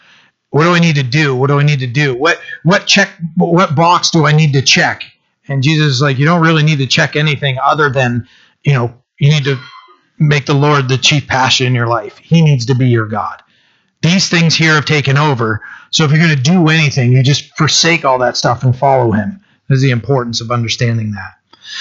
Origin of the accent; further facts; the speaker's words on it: Bucksport, Maine, United States; also born or lived in Orland, Maine / Italy; the house I was born in Bucksport, my mom couldn't afford it anymore, and it got foreclosed on, so we just had to move somewhere. So we moved out to a trailer in Orland, the next town over